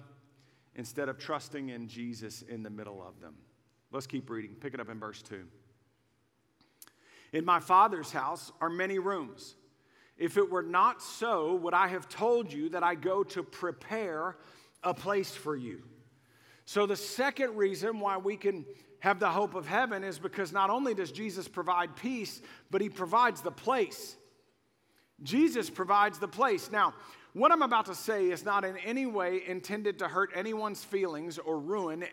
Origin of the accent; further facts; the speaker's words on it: Waco, Texas, United States; I grew up in Waco long before Chip and Joanna made it cool. I'm old school. I'm an OG from Waco